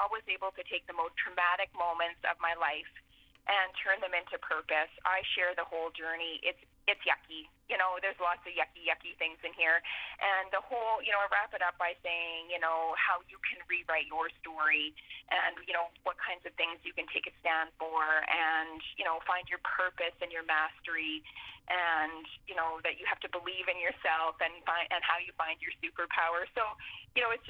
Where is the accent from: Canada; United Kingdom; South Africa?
Canada; Portage la Prairie, Manitoba; moved away; my hometown